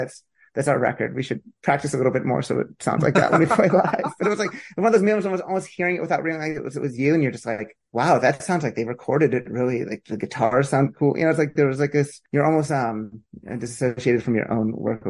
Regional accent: Pennsylvania, United States; now in Princeton, United States; I'm from Pennsylvania.

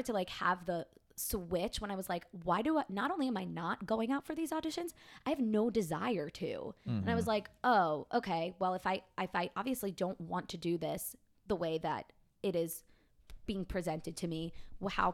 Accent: Long Island, New York, United States; I'm from Long Island, New York

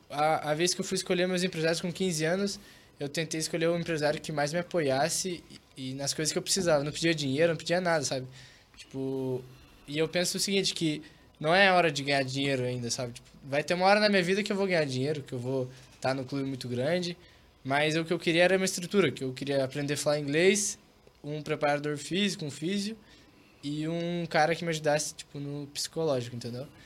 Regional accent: Curitiba, Paraná, Brazil; moved away as an adult; quando eu chego em Curitiba, só de estar aqui eu me sinto em casa, me sinto, não sei, é, é minha cidade natal

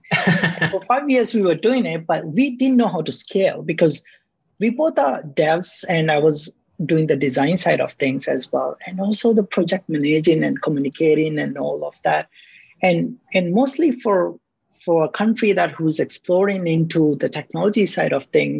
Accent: Malé, Maldives; moved away as an adult; now in Malaysia; growing up in the islands and living in the capital city of the Maldives

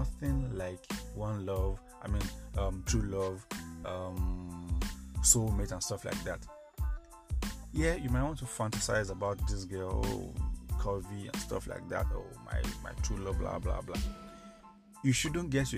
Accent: Nigeria; as a Nigerian man

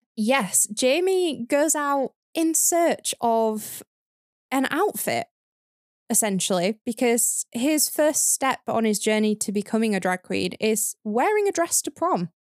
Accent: the North, the north of England, United Kingdom; my experience growing up in the North

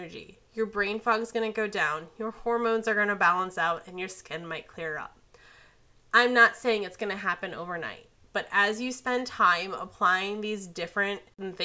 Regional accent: Midwest, United States; I'm from the Midwest. It's pop here

